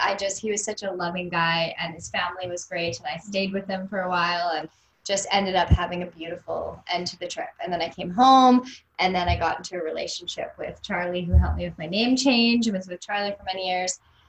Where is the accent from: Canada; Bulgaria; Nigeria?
Canada; North Vancouver, British Columbia; when I was with my friends that I grew up with in North Van, they were all starting to get married.